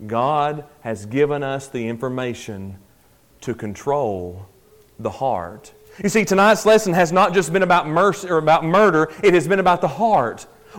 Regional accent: Sparta, Tennessee, United States; born or raised there

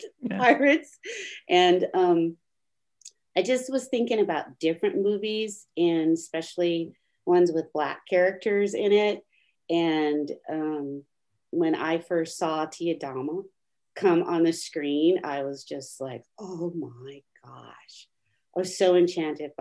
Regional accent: Southern California, United States; I grew up in Southern Cal. As a child, I spent my childhood in Southern Cal

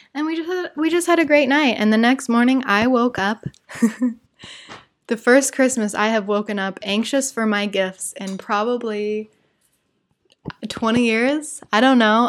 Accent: Salt Lake City, Utah, United States; born or raised there; moved away as an adult; now in Rio de Janeiro, Brazil

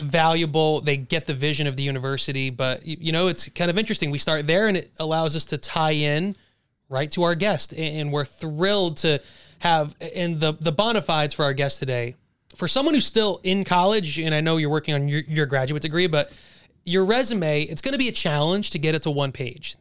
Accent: Monmouth and Ocean County, New Jersey, United States; We're all from Monmouth and Ocean County in our area

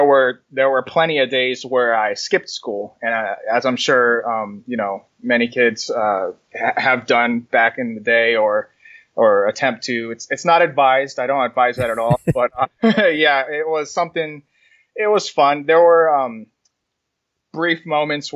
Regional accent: New Jersey, United States; moved away; also born or lived in Kansas / Florida; I was born in New Jersey, and I grew up for a good portion of my life in New Jersey

